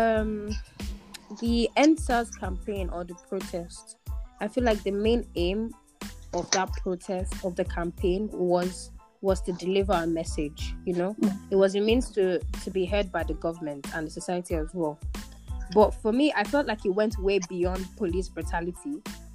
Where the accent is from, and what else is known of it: Nigeria; moved away